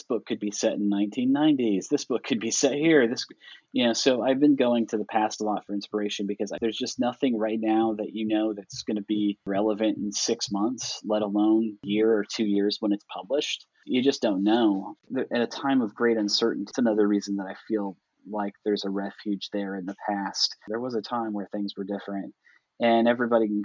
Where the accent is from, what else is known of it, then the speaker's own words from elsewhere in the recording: Iowa, United States; moved away as an adult; now in Kentucky, United States; I grew up in Iowa